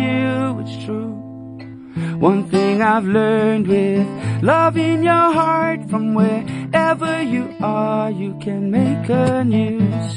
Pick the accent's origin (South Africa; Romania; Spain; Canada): South Africa; my hometown of Mamzantodi